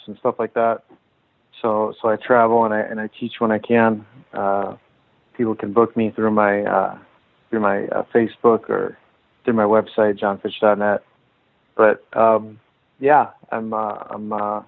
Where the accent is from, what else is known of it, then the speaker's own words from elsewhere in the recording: San Jose, California, United States; Finish my career out in a strong way for a strong organization in my hometown